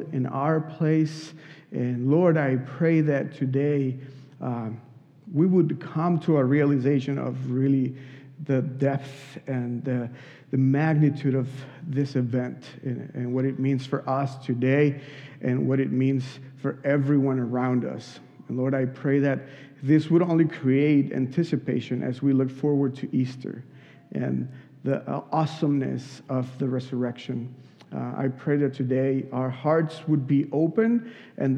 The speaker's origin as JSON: {"language": "English", "country": "Mexico", "moved": "yes", "said": "I'm from Mexico"}